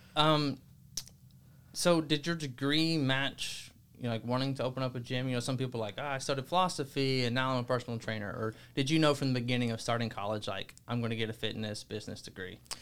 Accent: Alabama, United States; moved away; I'm from Alabama

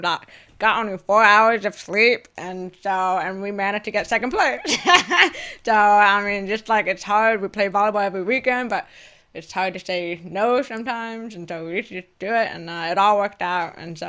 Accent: Manhattan Beach, California, United States; It's funny, because I was raised in Manhattan Beach, so it's kind of odd that I never really picked it up until recently.

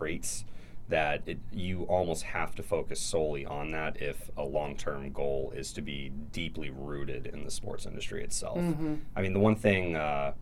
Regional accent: Alexandria, Virginia, United States; I grew up in Alexandria, Virginia, right across the water

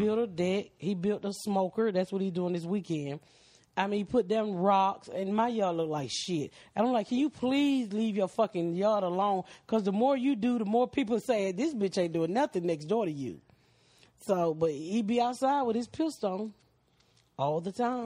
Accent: Atlanta, Georgia, United States; I'm from Atlanta

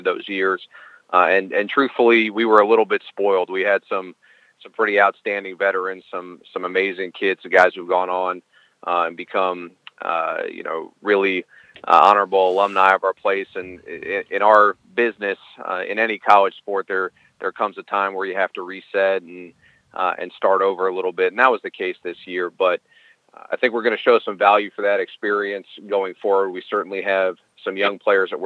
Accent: Silver Spring, Maryland, United States; also born or lived in Minnesota; I'm born and raised in Maryland. I'm from Silver

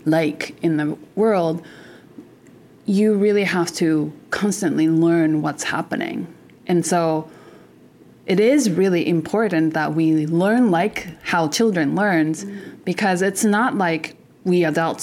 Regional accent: Japan; now in Canada; I'm originally from Japan

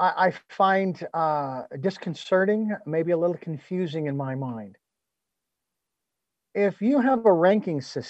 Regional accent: United States; I'm an American and I live in America

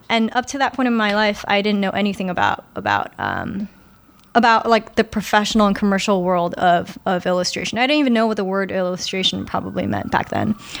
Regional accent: New York City, New York, United States; I'm actually a native New Yorker, and I take a lot of pride in that. I'm born and raised in, uh, New York, in, in Queens, actually.

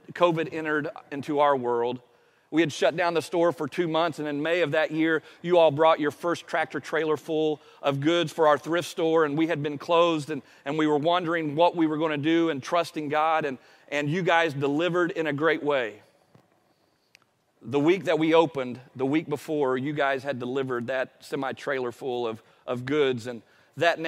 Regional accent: Appalachia, United States; I'm from Appalachia

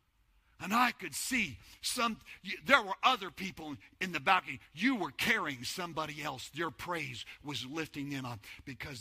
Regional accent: New Mexico, United States; moved away as an adult; now in Texas, United States; Before Denise and I came to Texas, we're from New Mexico. That's where we lived

